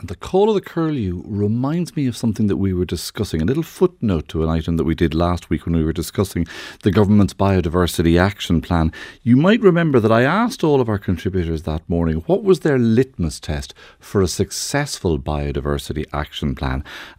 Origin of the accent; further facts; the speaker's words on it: Kildare, Leinster, Ireland; I grew up in Kildare